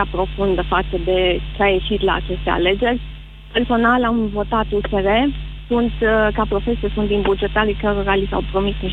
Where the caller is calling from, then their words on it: Timișoara, Timiș County, Romania; Uh, bună ziua, domnule Moise, vă sunt din Timișoara.